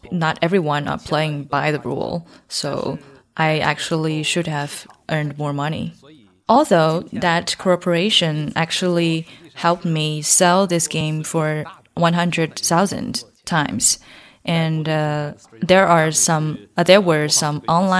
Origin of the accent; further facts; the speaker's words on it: Manchuria, Northeast China, China; I'm from the Manchuria, so this game, most of the texts in it are based on my way of speaking